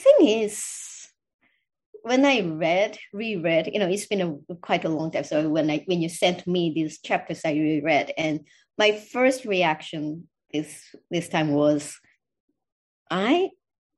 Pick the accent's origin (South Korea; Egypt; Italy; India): South Korea; moved away; I'm from Korea. So I'm also drawing a lot of resources from my heritage too